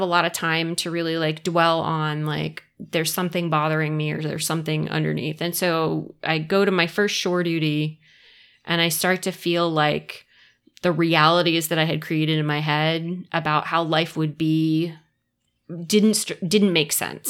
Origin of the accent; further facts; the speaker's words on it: Summerville, South Carolina, United States; moved away as an adult; also born or lived in Rhode Island / Columbia, South Carolina; I grew up in, um, Somerville, South Carolina